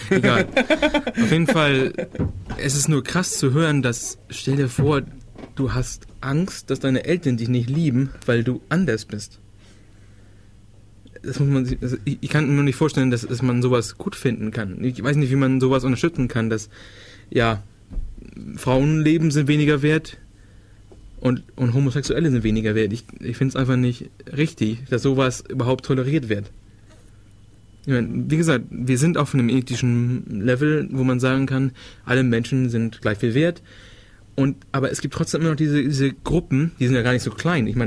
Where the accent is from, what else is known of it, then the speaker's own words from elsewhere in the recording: Schleswig-Holstein, Germany; wie gesagt, ich komme ja aus der Ecke Dänemark. Der Kreis der Leute, die ich kannte, waren eher dänisch angehaucht.